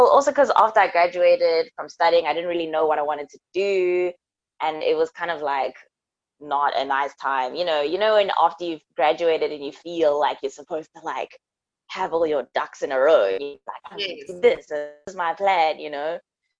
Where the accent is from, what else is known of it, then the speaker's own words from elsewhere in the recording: Johannesburg, Gauteng, South Africa; moved away as an adult; now in London, United Kingdom; I'm from Africa, born and bred in Johannesburg. And I am in London.